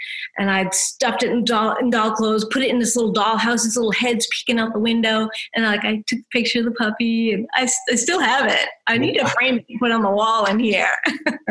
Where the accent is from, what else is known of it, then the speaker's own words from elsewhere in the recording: New Hampshire, United States; moved away as an adult; now in Tulsa, United States; I was actually born and raised in New Hampshire from the East Coast